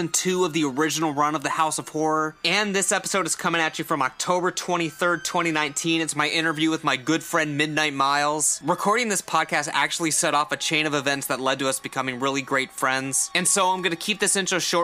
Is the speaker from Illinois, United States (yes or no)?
no; Ashtabula, Ohio, United States; growing up in Ashtabula